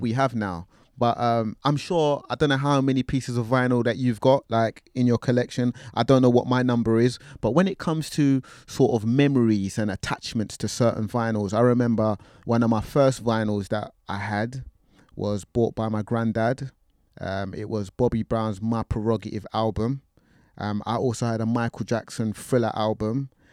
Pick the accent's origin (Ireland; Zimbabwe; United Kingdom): United Kingdom; London; I'm from North London